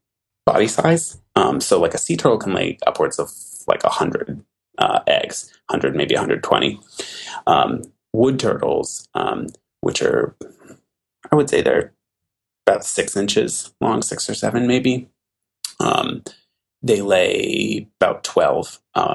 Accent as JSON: {"language": "English", "region": "Oregon", "country": "United States", "also_born_or_lived": "Massachusetts", "moved": "as an adult", "said": "I am from Oregon originally"}